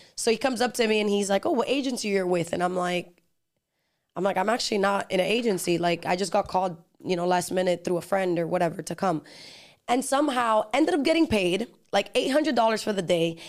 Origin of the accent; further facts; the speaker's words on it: Miami, Florida, United States; accent: Dominican (in Spanish); also born or lived in New Jersey / Dominican Republic / Los Angeles; my parents moved to Miami, and then I grew up here